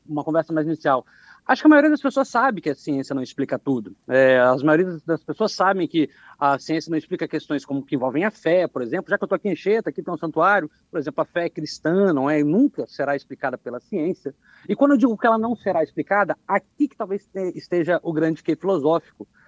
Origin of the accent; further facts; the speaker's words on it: Anchieta, Espírito Santo, Brazil; also born or lived in Rio Novo do Sul; nasci, em Rio Novo do Sul, mas sempre morei aqui na cidade de Anchieta